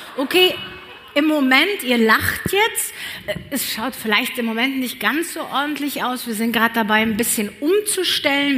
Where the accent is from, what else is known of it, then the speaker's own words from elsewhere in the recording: Cologne, North Rhine-Westphalia, Germany; moved away as an adult; now in Allgäu, Germany; Ich bin nämlich echt köln durch und durch